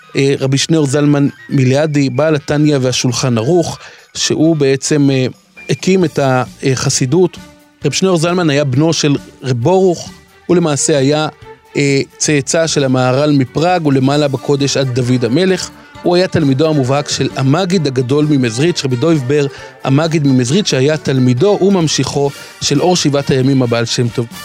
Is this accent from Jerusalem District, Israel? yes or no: yes; Jerusalem, Jerusalem District, Israel; אני כירושלמי שרגיל, כל ליל שבת, לצעוד לכותל המערבי